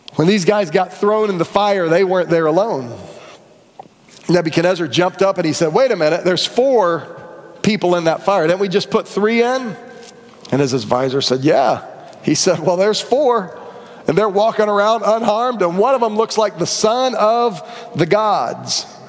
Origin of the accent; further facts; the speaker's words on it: Orlando, Florida, United States; I grew up in Rio Pinar, which is kind of Chickasaw, Lake Underhill area